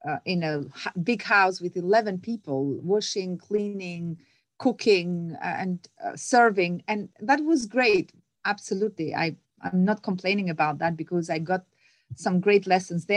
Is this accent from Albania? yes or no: yes; Albania; moved away; I'm originally from Albania